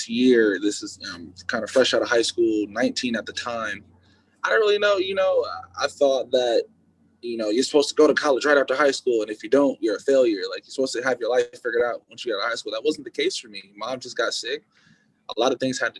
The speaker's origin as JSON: {"language": "English", "region": "California", "country": "United States", "also_born_or_lived": "Dickinson, North Dakota", "said": "I'm from California"}